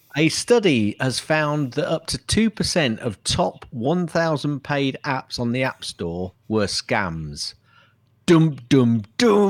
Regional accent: Hounslow, London, United Kingdom; I come from Hounslow

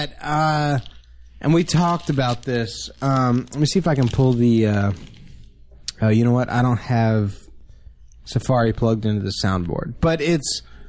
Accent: Dallas, Texas, United States; also born or lived in San Antonio, Texas; Born in Texas, live in Texas.

